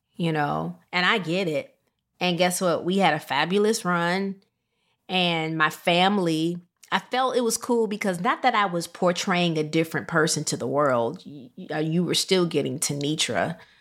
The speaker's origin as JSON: {"language": "English", "town": "Rockford", "region": "Illinois", "country": "United States", "tie": "born or raised there", "moved": "yes", "said": "I loved my hometown of Rockford, Illinois"}